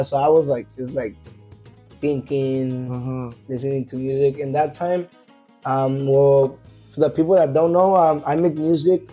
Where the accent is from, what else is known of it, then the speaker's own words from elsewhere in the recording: Coachella Valley, California, United States; originally, I'm from the Coachella Valley